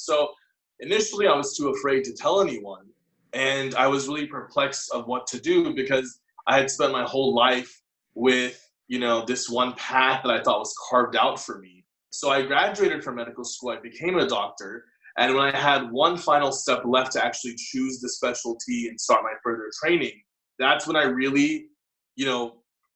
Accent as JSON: {"language": "English", "region": "Texas", "country": "United States", "tie": "born or raised there", "said": "I was born and raised in Texas, but I have South Asian parents."}